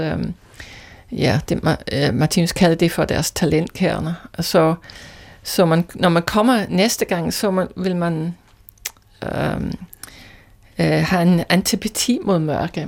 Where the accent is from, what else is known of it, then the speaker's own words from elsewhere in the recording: Scotland, United Kingdom; Danish is a second language; moved away as an adult; also born or lived in London; now in Denmark; Ikke oprindeligt, øh, jeg er skotte